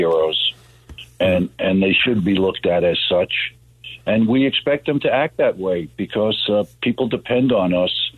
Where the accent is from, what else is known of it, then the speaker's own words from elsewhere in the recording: New York City, New York, United States; I grew up in Queens, and there's no more diverse place probably in the world than Queens